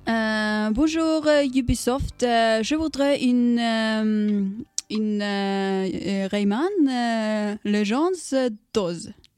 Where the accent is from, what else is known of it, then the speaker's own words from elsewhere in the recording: Indre Østfold, Norway; Jeg er fra Indre Østfold